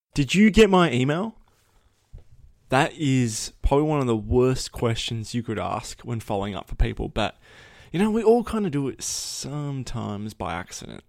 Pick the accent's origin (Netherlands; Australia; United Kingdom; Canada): Australia; I was Australian